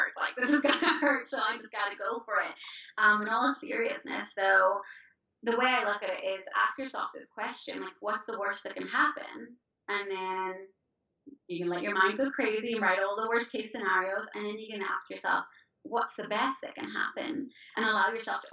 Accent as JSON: {"language": "English", "country": "Ireland", "said": "I'm Irish."}